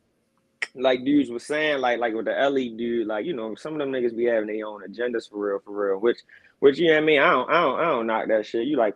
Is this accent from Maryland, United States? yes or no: yes; Baltimore, Maryland, United States; I'm from Baltimore.